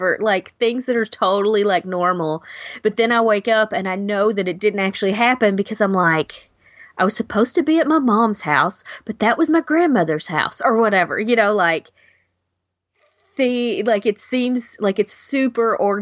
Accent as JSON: {"language": "English", "town": "Owensboro", "region": "Kentucky", "country": "United States", "tie": "born or raised there", "moved": "as an adult", "lives_now": "Louisville, United States", "said": "I went to college in my hometown. Owensboro, Kentucky is what it's called."}